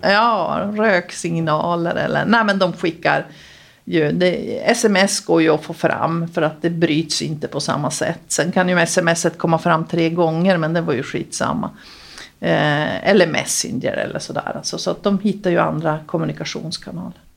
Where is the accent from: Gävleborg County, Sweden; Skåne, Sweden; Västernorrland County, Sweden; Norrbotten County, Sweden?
Norrbotten County, Sweden; Luleå; moved away as an adult; also born or lived in Stockholm; jag är född eh, i Vitodalen, högst upp i Vitodalen. Fågelvägen närmare till Överkalix, men det är Luleå